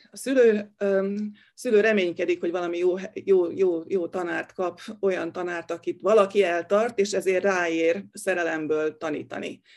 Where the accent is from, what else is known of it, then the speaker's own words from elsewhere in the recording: Hungary; én még a bezárt szocialista időkben nőttem fel, amikor az ember tényleg úgy értezte, hogy be van ide zárva